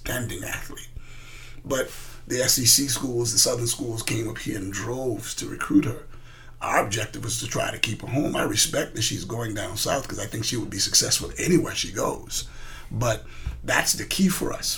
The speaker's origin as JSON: {"language": "English", "country": "Bahamas", "tie": "born or raised there", "moved": "as an adult", "lives_now": "United States", "said": "I grew up in the Bahamas. You know, I'm an American citizen, but I grew up in the Bahamas."}